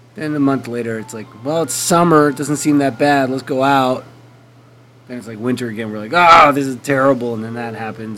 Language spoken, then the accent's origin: English; Canada; I am Canadian